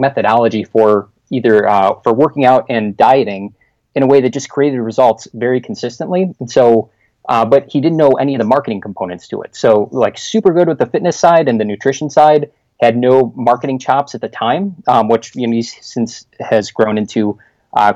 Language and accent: English; Chicago, Illinois, United States; moved away as an adult; now in Winter Garden, Florida, United States; I'm born and raised in Chicago